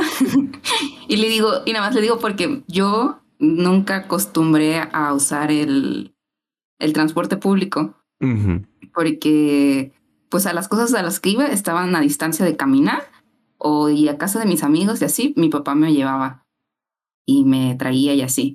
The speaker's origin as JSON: {"language": "Spanish", "town": "Poza Rica", "region": "Veracruz", "country": "Mexico", "said": "yo soy de Poza Rica"}